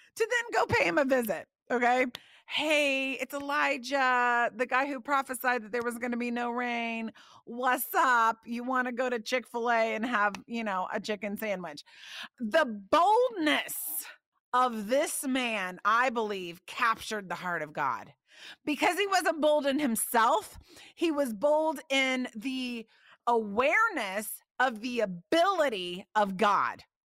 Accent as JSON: {"language": "English", "region": "Indiana", "country": "United States", "tie": "born or raised there", "said": "I grew up in Indiana."}